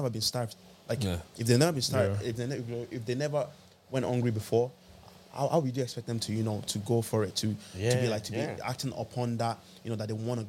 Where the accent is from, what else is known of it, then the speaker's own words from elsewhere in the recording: Nigeria; now in Ireland; we're from Nigeria